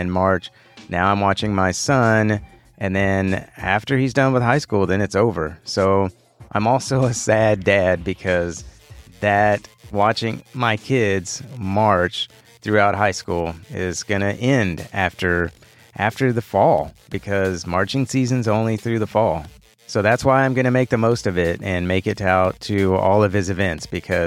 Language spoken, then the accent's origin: English; Houston, Texas, United States; I was born here in Houston. I'm a native Houstonian. Been here my whole life